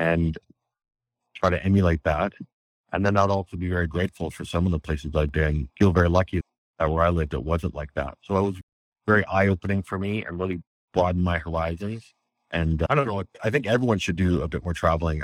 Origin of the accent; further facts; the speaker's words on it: Western Canada near the Rocky Mountains, Canada; also born or lived in Egypt / Japan / Cayman Islands / Indonesia; I'm Canadian. I'm in Western Canada near the Rocky Mountains.